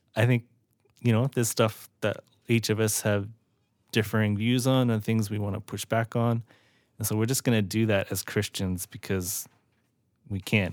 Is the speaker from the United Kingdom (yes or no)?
no; Australia; now in United States; I was born and raised in Australia and then grew up the rest of my life in America